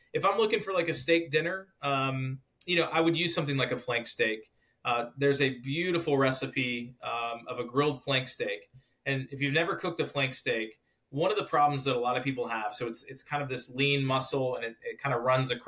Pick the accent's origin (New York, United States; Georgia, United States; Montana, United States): Georgia, United States; I grew up in Georgia